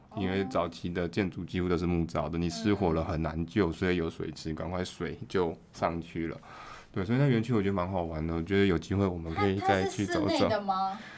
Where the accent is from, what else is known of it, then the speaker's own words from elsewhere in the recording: Taiwan; 所以我们台湾人差点变成法国人，